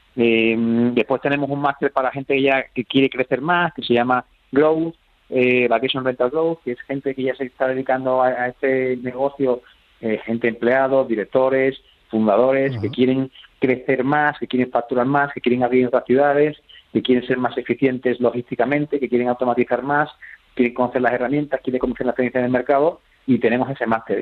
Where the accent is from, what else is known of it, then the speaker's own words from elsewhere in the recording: Jerez de la Frontera, Andalusia, Spain; en Jerez de la Frontera, por supuesto, de donde soy yo